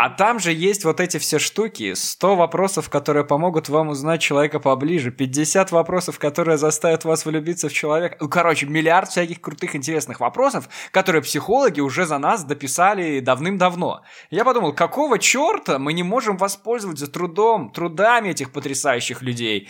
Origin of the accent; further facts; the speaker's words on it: Belarus; Я говорю чисто, потому что я из Беларуси, мы привыкли к чистому.